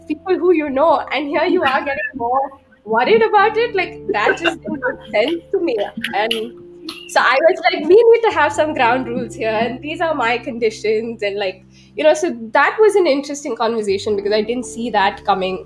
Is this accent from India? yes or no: yes; Mumbai, Maharashtra, India; moved away as an adult; also born or lived in New York; that move to back to Mumbai